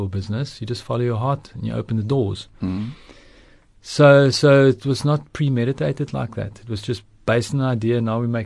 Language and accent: English; Stellenbosch, Western Cape, South Africa; first language Afrikaans; English is a second language; I was born in Stellenbosch